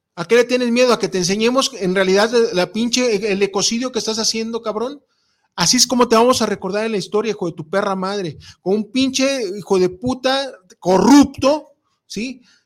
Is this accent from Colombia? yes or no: no; Mexico; mi INE que dice que soy mexicano, cabrón, y soy pueblo